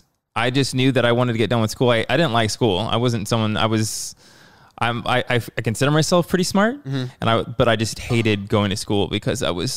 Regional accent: Arizona, United States; born there; I was born in Arizona.

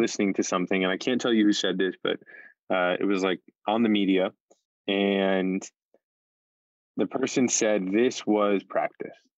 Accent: New York City, New York, United States; As a New Yorker

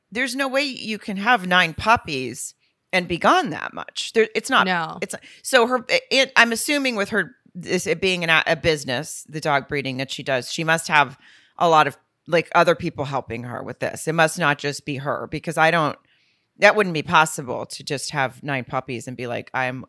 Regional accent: near Lowell, Arkansas, United States; moved away; Lowell, Arkansas, which is right outside my hometown

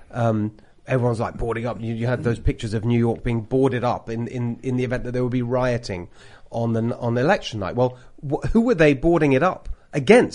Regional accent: United Kingdom; accent: British; moved away as an adult; now in California, United States; I've got a British accent

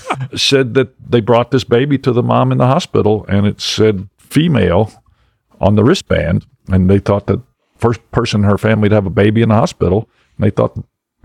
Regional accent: Belgium; But I was from Belgium, so I was waffle face.

